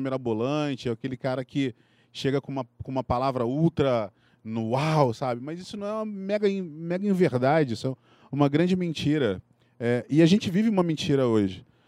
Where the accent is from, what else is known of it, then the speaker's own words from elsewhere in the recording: Rio de Janeiro, Brazil; accent: carioca; moved away as an adult; now in São Paulo, Brazil; eu sou carioca, vocês podem notar pelo meu sotaque